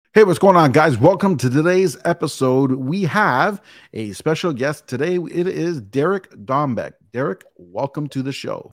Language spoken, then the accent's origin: English; Canada; I'm Canadian